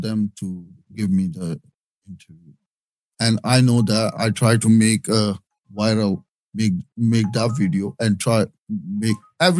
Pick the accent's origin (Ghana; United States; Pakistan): Pakistan; now in United Kingdom; Same here in Pakistan.